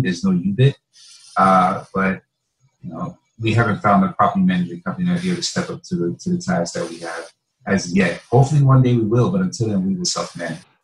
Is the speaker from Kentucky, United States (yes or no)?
no; North New Jersey, United States; I can go in a community where I'm from. I'm from North New Jersey